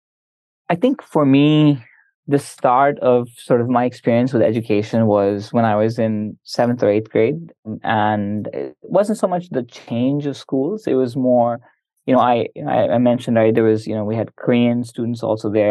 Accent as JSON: {"language": "English", "town": "Semarang", "region": "Central Java", "country": "Indonesia", "tie": "born or raised there", "also_born_or_lived": "United States", "moved": "as an adult", "said": "Moved to Semarang, a small city in central Java, and my elementary school, middle school, high school, uh, all there."}